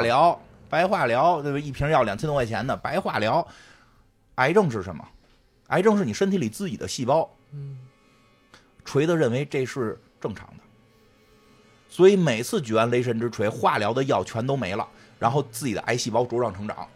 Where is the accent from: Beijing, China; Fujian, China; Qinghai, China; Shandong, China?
Beijing, China; accent: Beijing dialect; 我们都说北京话